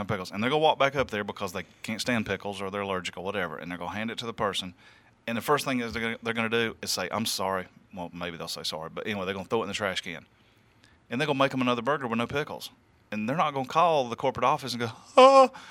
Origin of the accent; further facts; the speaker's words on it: the South, United States; I am from the South